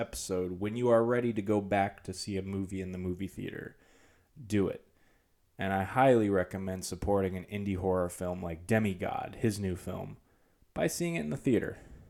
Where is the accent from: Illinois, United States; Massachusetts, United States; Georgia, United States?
Massachusetts, United States; Greenfield; I'm from the Northeast, in Greenfield, Massachusetts